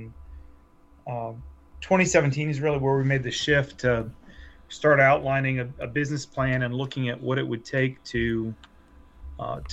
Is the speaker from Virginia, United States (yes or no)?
yes; Glen Allen, Virginia, United States; also born or lived in Hanover County, Virginia; I grew up in Glen Allen as a suburbanite when it was all farms